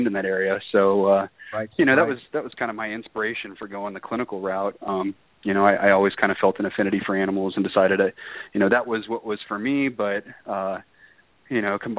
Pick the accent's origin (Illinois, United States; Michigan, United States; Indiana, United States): Illinois, United States; outside of Chicago; I grew up in a cul-de-sac actually outside of Chicago